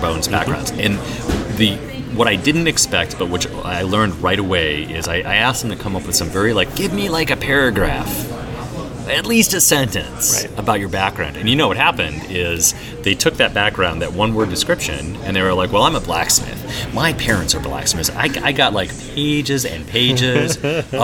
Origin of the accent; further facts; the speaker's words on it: Wisconsin, United States; now in Seattle, United States; when I was a little boy growing up in Wisconsin